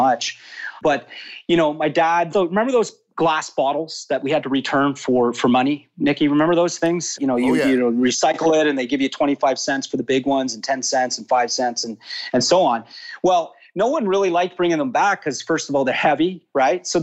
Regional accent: Toronto, Ontario, Canada; now in Florida, United States; I grew up in Toronto, born and raised actually.

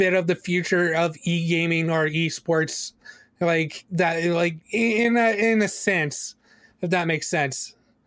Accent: Canada; born or raised there

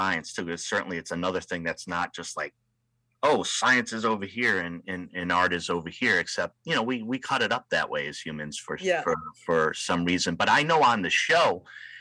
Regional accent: Rhode Island, United States; now in West Coast, United States; here on the West Coast, and I'm from Rhode Island, the ocean state

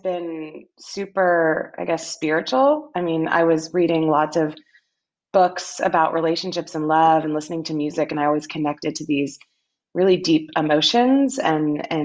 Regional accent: Austin, Texas, United States; moved away; My hometown.

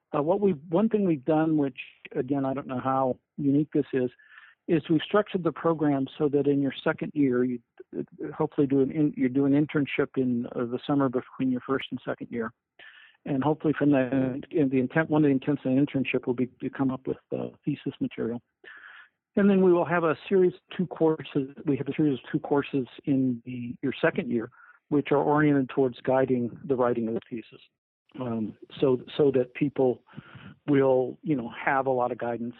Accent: Fort Collins, Colorado, United States; also born or lived in Texas / Arizona; now in Binghamton, United States; I'm originally from the West. I'm originally from Fort Collins, Colorado.

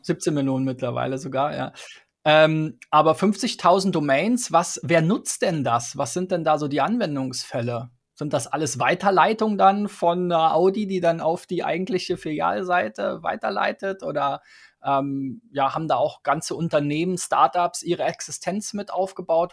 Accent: Berlin, Germany; mir als Berliner

